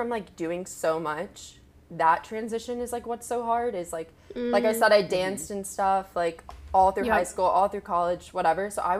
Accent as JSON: {"language": "English", "town": "Charlotte", "region": "North Carolina", "country": "United States", "said": "I'm 22 years old, and I'm from Charlotte, North Carolina."}